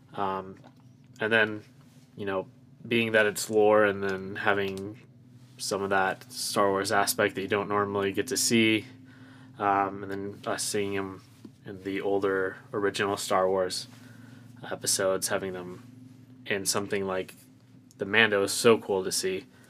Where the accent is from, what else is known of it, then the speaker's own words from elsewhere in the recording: Phoenix, Arizona, United States; I'm from Phoenix, Arizona.